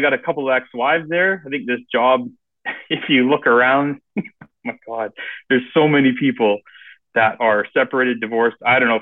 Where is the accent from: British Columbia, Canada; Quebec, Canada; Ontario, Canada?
British Columbia, Canada; Langley; also born or lived in Vancouver / Port Coquitlam; I was born in Vancouver here in Canada and grew up in a little town called Langley